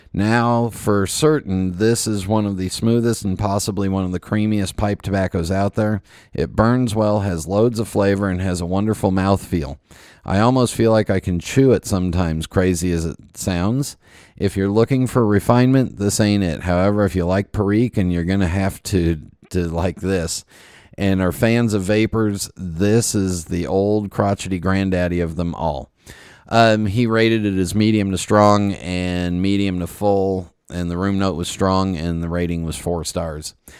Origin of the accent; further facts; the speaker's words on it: West Coast, United States; moved away; growing up on the West Coast